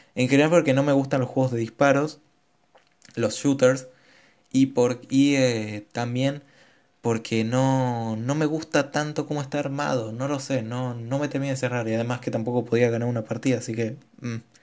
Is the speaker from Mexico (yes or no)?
no; Argentina; soy de Argentina